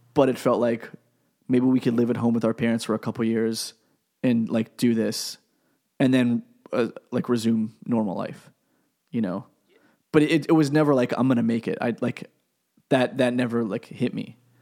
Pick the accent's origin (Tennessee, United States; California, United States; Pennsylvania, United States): Pennsylvania, United States; I'm from Pennsylvania